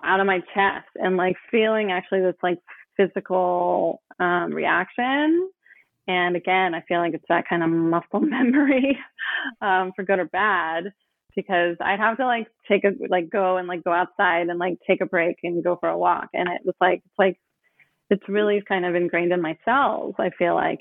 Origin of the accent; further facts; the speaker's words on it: Oakland, California, United States; I grew up in Oakland